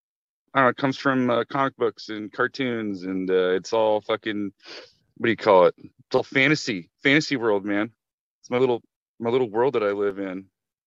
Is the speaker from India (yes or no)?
no; Alaska, United States; now in Portland, United States; I grew up in Alaska, man, and like it's cold as hell up there